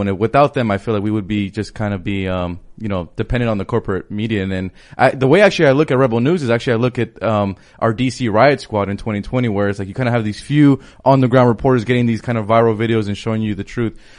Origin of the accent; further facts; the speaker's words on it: Los Angeles, California, United States; I'm from Los Angeles, so my mayor, Eric Garcetti